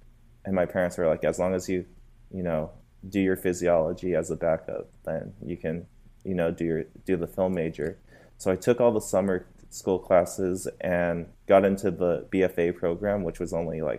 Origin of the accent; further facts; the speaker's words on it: Phoenix, Arizona, United States; moved away as an adult; now in Los Angeles, United States; I'm from Phoenix, Arizona.